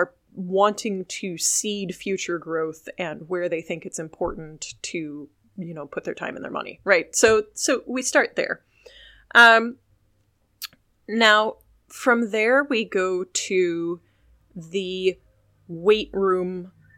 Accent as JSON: {"language": "English", "region": "Illinois", "country": "United States", "tie": "born or raised there", "said": "growing up in Illinois"}